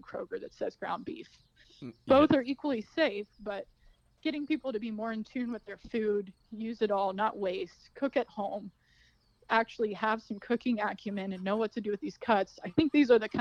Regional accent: Mason, Ohio, United States; I'm from Mason originally, and did not grow up on a farm

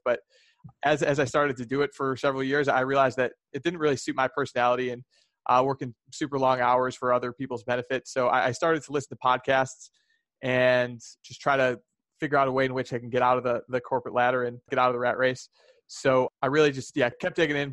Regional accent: Chicago, Illinois, United States; I'm from Chicago

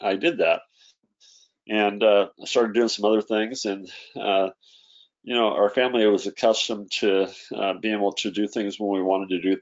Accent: Idaho, United States; I grew up in Idaho when I was you know, a kid and through school

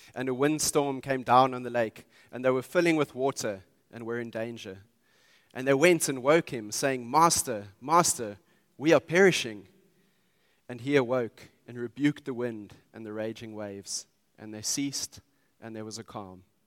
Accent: Pretoria, Gauteng, South Africa; I grew up in Pretoria

